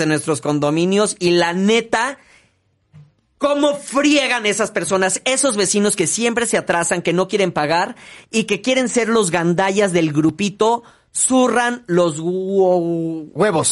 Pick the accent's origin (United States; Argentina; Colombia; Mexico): Mexico; México, obviamente, es nuestra patria.